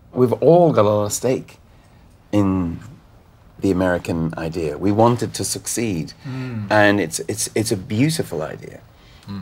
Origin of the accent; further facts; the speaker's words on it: Ireland; we're Irish